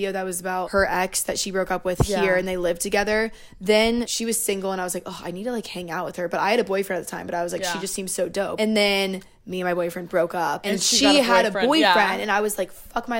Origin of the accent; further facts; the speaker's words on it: the South, United States; moved away; growing up in the South